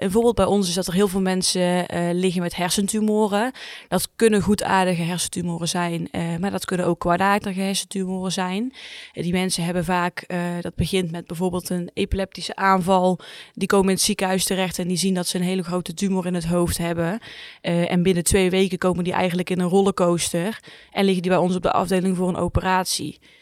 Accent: 's-Hertogenbosch, North Brabant, Netherlands; Ik kom uit Zuid-Ogenbos, maar ik werk hier in Tilburg

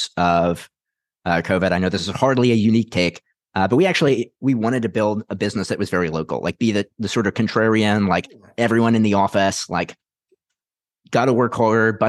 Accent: Houston, Texas, United States; moved away as an adult; also born or lived in Utah; I was born and raised in Houston.

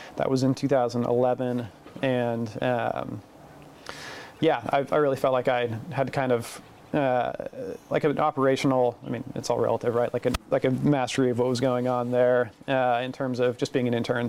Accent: Portland, Oregon, United States; I'm from Portland originally, mm-hmm. so it's close to home. I know the area. I grew up in it

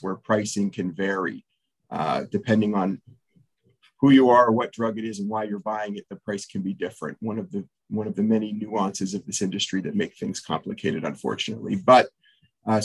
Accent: just outside of Toronto, Ontario, Canada; moved away as an adult; now in Nashville, United States; I spent the first years of my career in Canada, where I grew up just outside of Toronto

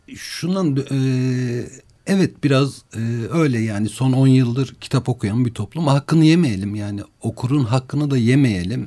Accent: Malatya, Turkey; ben Malatyalıyım.

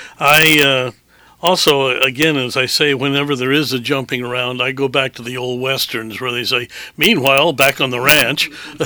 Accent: Hanford, Washington, United States; born there; I was born in Hanford, Washington, not actually in the plant itself, but in the Army Hospital associated with it.

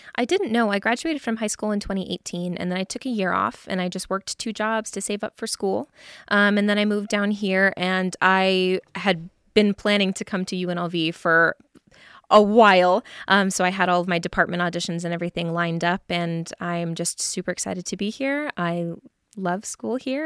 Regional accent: Reno, Nevada, United States; moved away as an adult; now in Las Vegas, United States; I am from Reno, Nevada. I was born and raised there, and then I moved down here for school

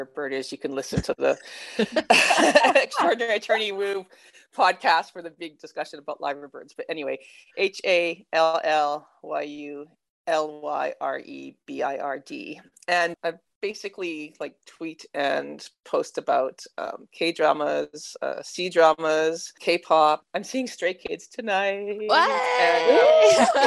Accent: Canada; accent: Canadian; now in Melbourne, Australia; You can tell by the accent, though, I'm like Canadian. So, I mean, I'm Aussie by citizenship now, but I'm originally from Canada

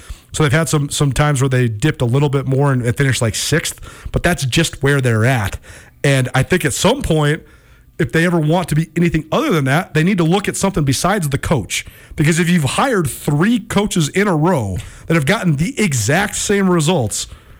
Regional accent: Missoula, Montana, United States; God, I love Missoula, Montana. It's my hometown. I grew up here.

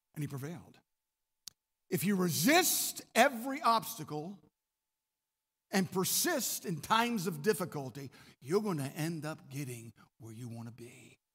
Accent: Maryland, United States; I'm from Maryland.

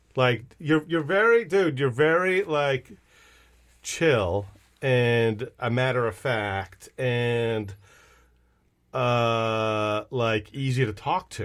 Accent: Switzerland; now in United States; my kids have never been to Switzerland, right, which is my home country.

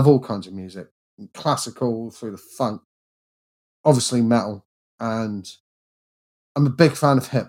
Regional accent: England, United Kingdom; I'm English and I'm white

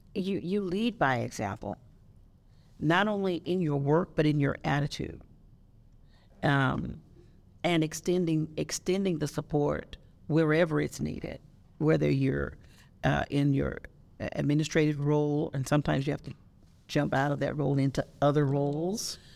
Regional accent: Las Vegas, Nevada, United States; moved away as an adult; also born or lived in California; I was born and raised here in Las Vegas. And I went away for 20 years

